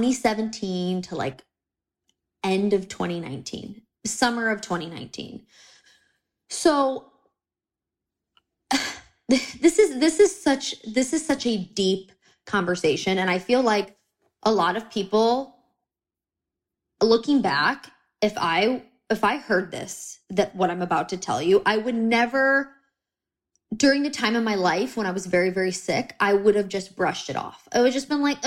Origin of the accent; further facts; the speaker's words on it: United States; I'm American